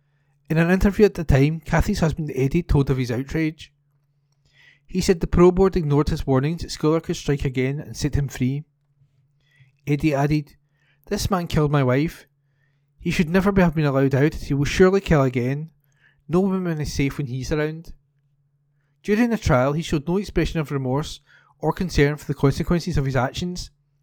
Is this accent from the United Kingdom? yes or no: yes; Scotland, United Kingdom; When I grew up in Huntley Drive, we used to cut through the hedge in my back garden, go through Bayside Place all the time.